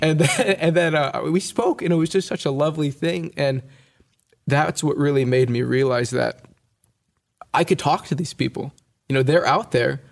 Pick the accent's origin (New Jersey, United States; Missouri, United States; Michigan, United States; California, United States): California, United States; I, my sister and I were born and raised in California.